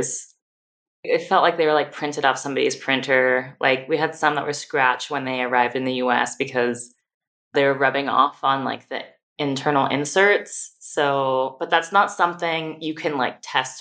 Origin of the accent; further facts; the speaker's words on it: California, United States; moved away as an adult; now in Austin, United States; California, as much as I adore my home state